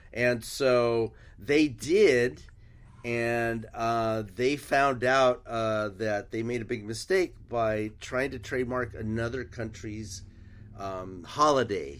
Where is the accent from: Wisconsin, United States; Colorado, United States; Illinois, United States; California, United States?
California, United States; San Diego; first language Spanish; English is a second language; also born or lived in Tijuana, Mexico; I grew up on the border in San Diego, uh, and Tijuana